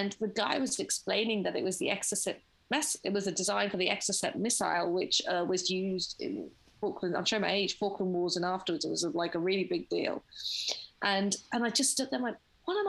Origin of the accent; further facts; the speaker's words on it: London, United Kingdom; I grew up in London in Finchley